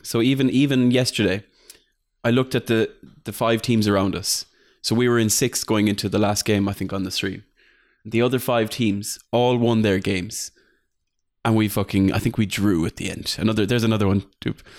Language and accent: English; Ireland; I'm, I'm the Irish chief